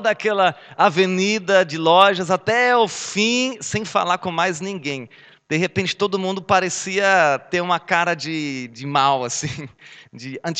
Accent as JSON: {"language": "Portuguese", "town": "Herne", "region": "North Rhine-Westphalia", "country": "Germany", "tie": "born or raised there", "said": "Minha cidade natal, Herne, cidade mundialmente desconhecida"}